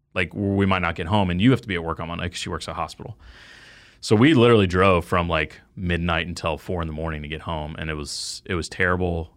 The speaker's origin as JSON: {"language": "English", "town": "Dallas", "region": "Texas", "country": "United States", "tie": "born or raised there", "moved": "yes", "said": "growing up in the Dallas Fort Worth area"}